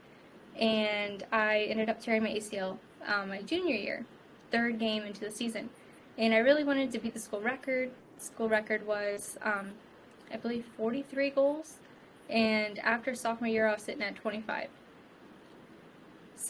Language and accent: English; Rensselaer, Indiana, United States; I'm from Rensselaer, Indiana, small town about an hour and a half between Indy and Chicago.